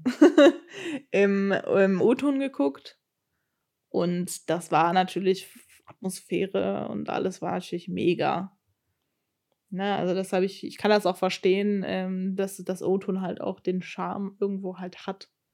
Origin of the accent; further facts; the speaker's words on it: Germany; accent: German accent in English; wenn ich aber die Aufnahmen höre, höre ich den Akzent schon raus, den Deutschen. Ich glaube, das merkt man gar nicht so als Deutscher